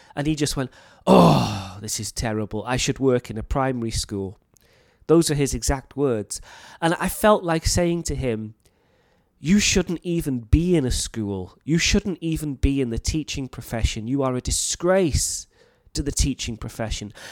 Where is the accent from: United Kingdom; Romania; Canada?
United Kingdom; North Wales; moved away as an adult; now in Thailand; I come from North Wales in the U K, and my accent is quite clear, I think. But there is also a local dialect